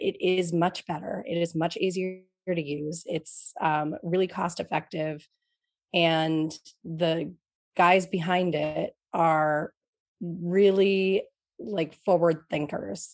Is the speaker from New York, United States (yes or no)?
yes; New York, United States; now in Boston, United States; I grew up in New York